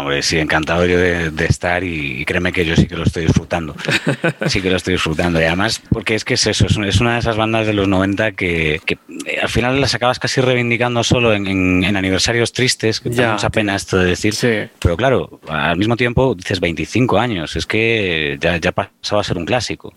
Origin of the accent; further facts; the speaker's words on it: Pontevedra, Galicia, Spain; soy de Pontevedra